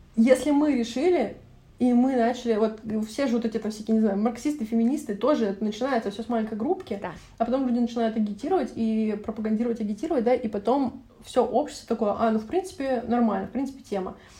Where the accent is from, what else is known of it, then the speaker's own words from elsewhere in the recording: Russia; я из России и пока что